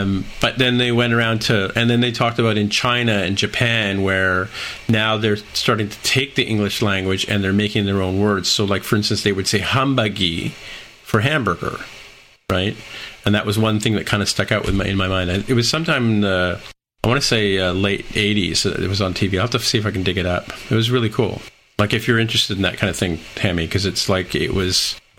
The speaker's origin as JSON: {"language": "English", "town": "St. Catharines", "region": "Ontario", "country": "Canada", "tie": "born or raised there", "said": "I grew up in St. Catharines, Ontario."}